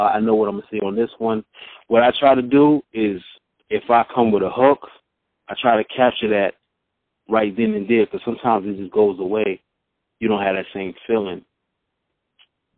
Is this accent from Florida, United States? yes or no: no; Mount Vernon, New York, United States; also born or lived in Southern United States; now in Atlanta, United States; I'm originally from Mount Vernon, New York. I reside in Atlanta, GA